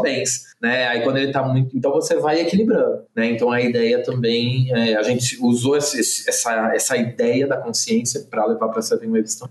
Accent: Santos, São Paulo, Brazil; eu sou santista, né, nascido, criado a vida inteira em Santos

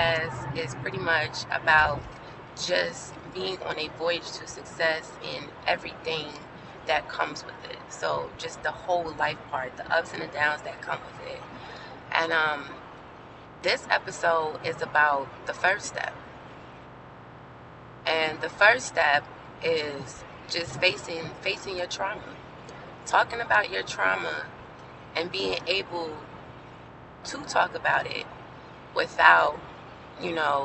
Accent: New York City, New York, United States; I grew up in Brooklyn, New York.

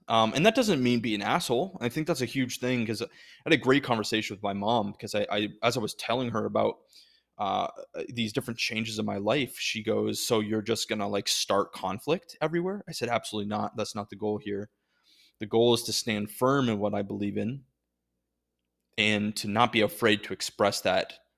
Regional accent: United States; I'm an American

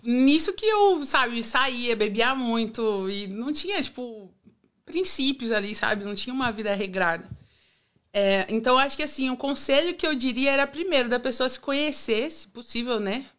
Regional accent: Praia Grande, São Paulo, Brazil; moved away as an adult; now in Australia; eu vim da Praia Grande, véi, litoral hum. de São Paulo

